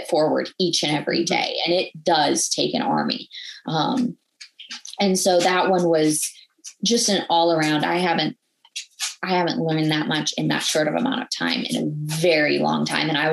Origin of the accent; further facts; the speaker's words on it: Minnesota, United States; I grew up in Minnesota.